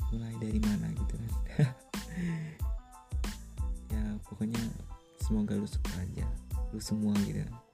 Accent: North Sumatra, Indonesia; Pokoknya gue dari Batak untuk sedikit bercerita tentang ya bisa keluh kesah aja sih

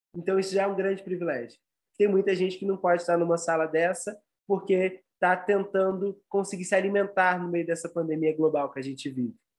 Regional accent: São Paulo, Brazil; sou aqui do Brasil, de São Paulo

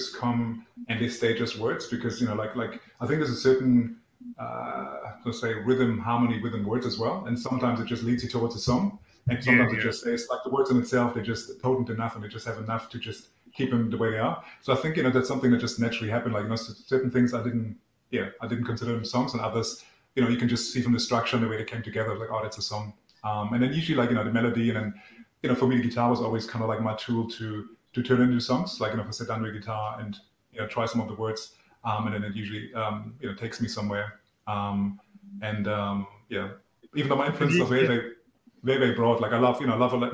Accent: East Germany, Germany; English is a second language; moved away as an adult; now in Melbourne, Australia; I grew up in East Germany

